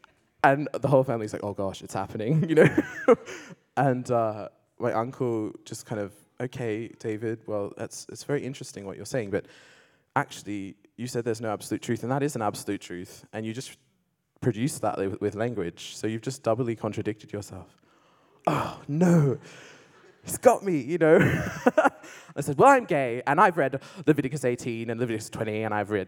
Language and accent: English; Australia; I grew up in Australia. I came out as gay at the age of 14. And I went to a kind of Christian school, but came from an agnostic household.